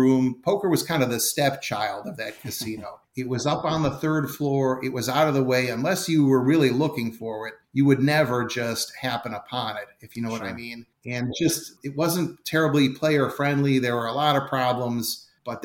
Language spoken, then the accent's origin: English; Cleveland, Ohio, United States; also born or lived in Galveston, Texas; I'm based in the Cleveland area now. I'm originally from Cleveland. I did live in Galveston, Texas for about 4 years in the 90s. And so I've got some ties to Texas. That's kind of my other hometown.